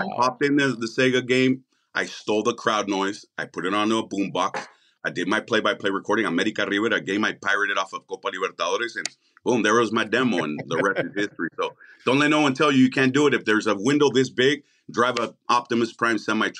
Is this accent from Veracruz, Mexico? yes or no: no; Tijuana, Baja California, Mexico; also born or lived in San Diego, United States; And then that's when I was born in San Diego, California by accident. They went shopping. We lived in Tijuana.